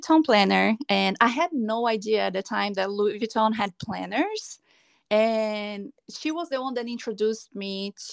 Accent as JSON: {"language": "English", "country": "Brazil", "also_born_or_lived": "Los Angeles, California, United States", "moved": "as an adult", "lives_now": "Palm Desert, United States", "said": "I'm originally from Brazil, but I've been living in California for the past 8 years. I live now in Palm Desert"}